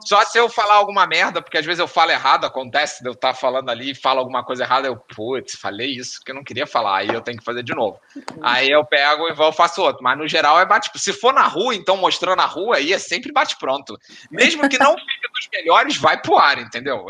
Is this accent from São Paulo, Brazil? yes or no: no; Rio de Janeiro, Brazil; eu sou carioca